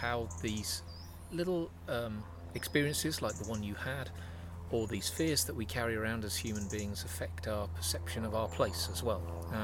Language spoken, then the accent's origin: English; the Fens, East of England, United Kingdom; I was raised in the Fens